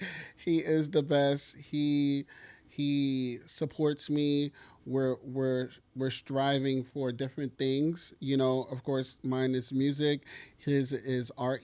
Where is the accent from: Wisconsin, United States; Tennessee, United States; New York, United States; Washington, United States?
New York, United States; as a New Yorker